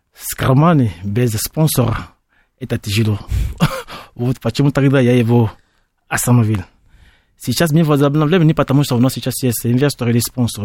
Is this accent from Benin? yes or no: yes; Benin; Russian is a second language; now in Russia; Я из Бенина, Западная Африка